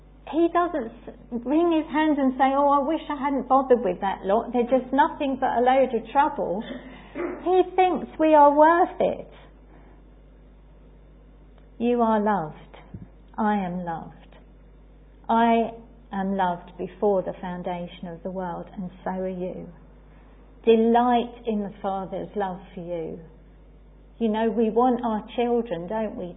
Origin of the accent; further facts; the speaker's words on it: England, United Kingdom; as English people